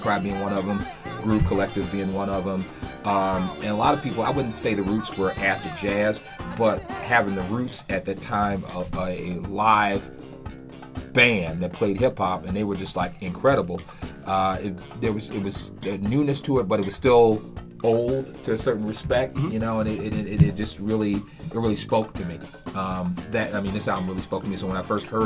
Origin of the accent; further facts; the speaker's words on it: Chicago, Illinois, United States; growing up in Chicago